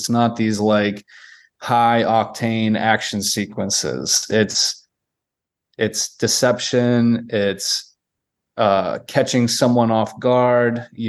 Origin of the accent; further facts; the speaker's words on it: Massachusetts, United States; growing up in Massachusetts and working in the security field at different times in my life